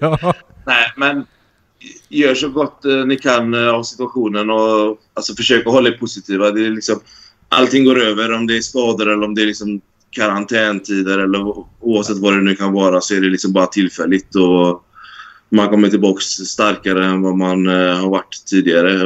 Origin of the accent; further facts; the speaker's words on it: Sweden; moved away as an adult; also born or lived in Norway; now in Dubai, United Arab Emirates; Jag vill ju liksom hem till Sverige.